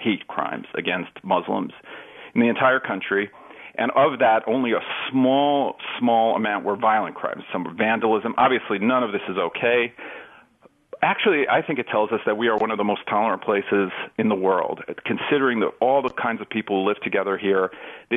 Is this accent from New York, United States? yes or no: yes; New York City, New York, United States; I grew up in New York, right? So when I was young, I think there were, 2,500 murders in Manhattan, in New York City every year.